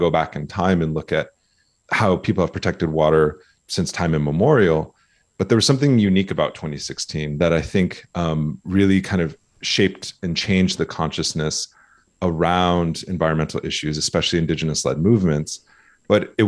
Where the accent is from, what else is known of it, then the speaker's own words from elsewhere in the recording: South Dakota, United States; I was born and raised in South Dakota